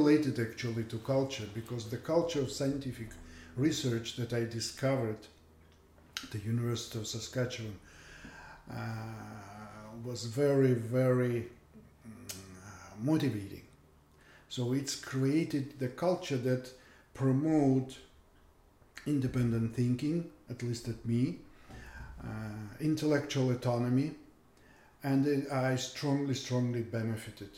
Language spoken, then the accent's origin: English; Yaroslavl, Yaroslavl Oblast, Russia; English is a second language; moved away as an adult; also born or lived in St. Petersburg, Russia; now in Canada; I'm originally from Russia